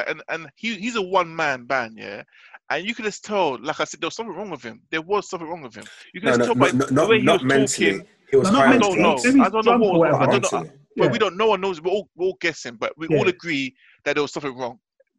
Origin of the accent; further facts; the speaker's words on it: United Kingdom; Obviously, we're British and stuff